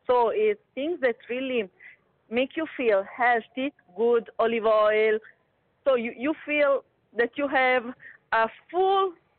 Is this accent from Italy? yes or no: yes; Naples, Campania, Italy; moved away as an adult; now in Dubai, United Arab Emirates; I'm from Italy, from south of Italy. I'm from Napoli.